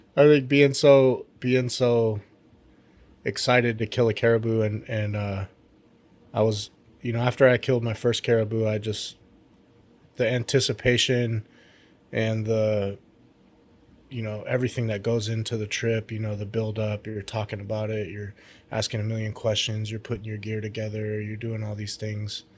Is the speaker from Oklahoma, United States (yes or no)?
no; Alaska, United States; my home state